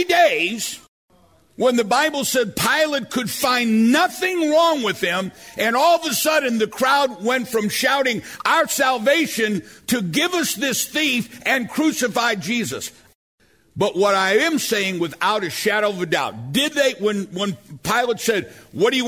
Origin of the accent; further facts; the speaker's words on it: St. Louis, Missouri, United States; I'm from South St. Louis.